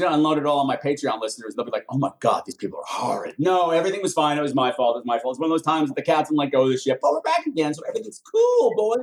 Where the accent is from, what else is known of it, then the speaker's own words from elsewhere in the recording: Long Island, New York, United States; I'm from Long Island.